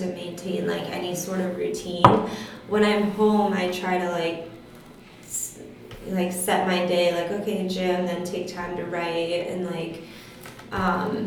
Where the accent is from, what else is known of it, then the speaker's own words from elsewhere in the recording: South Florida, United States; moved away as an adult; also born or lived in Mississippi; now in Los Angeles, United States; I grew up in South Florida